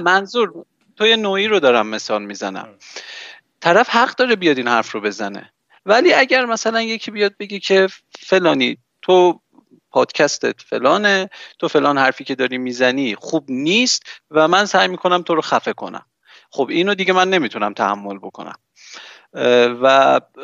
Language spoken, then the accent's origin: Persian; Iran; من توی جمهوری اسلامی به دنیا آمدم